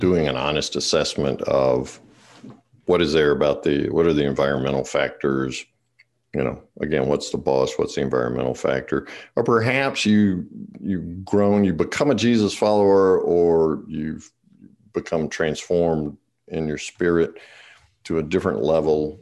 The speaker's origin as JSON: {"language": "English", "area": "the South", "region": "Eastern North Carolina", "country": "United States", "said": "I'm from the South, in Eastern North Carolina"}